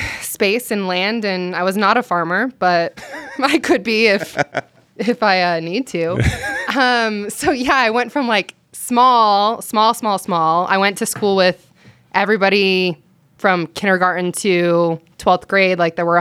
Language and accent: English; Morgan, Utah, United States; born or raised there